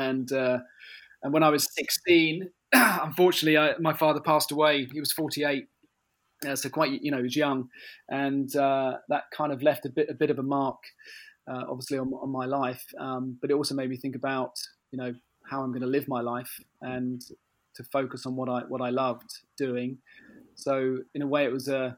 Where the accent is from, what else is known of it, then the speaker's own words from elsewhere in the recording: Tunbridge Wells, South East England, United Kingdom; I'm from Tunbridge Wells